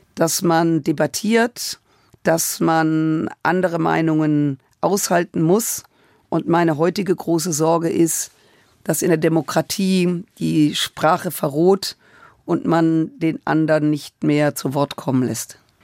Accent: Germany; wir in Deutschland und als Deutsche

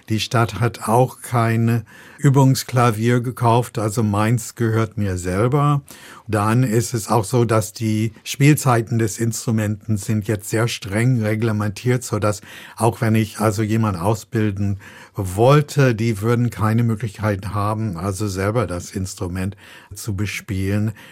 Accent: United States; Und ich komme aus den USA und dort haben wir das so gemacht

